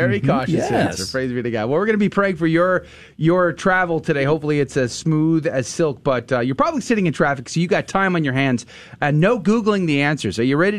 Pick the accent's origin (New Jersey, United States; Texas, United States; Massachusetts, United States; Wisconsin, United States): Texas, United States; San Antonio; born or raised there